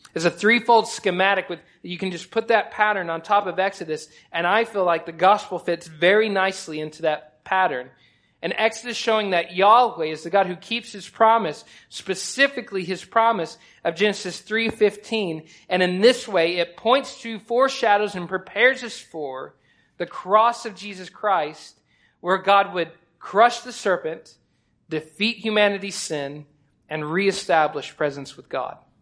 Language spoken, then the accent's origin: English; Oklahoma, United States; now in Texas, United States; I'm from Oklahoma, but I've lived long enough in Texas that I'm going to go ahead and allow myself to be called Texan